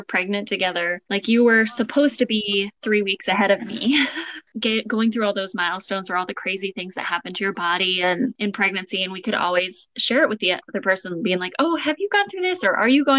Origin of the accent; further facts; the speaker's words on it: Washington, United States; moved away as an adult; also born or lived in Cambridge, United Kingdom; now in Iowa, United States; We grew up in Washington together.